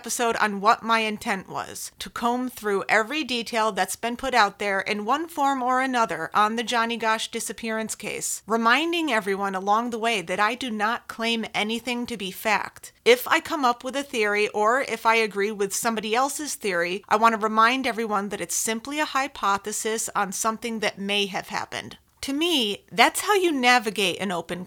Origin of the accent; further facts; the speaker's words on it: Connecticut, United States; I'm from Connecticut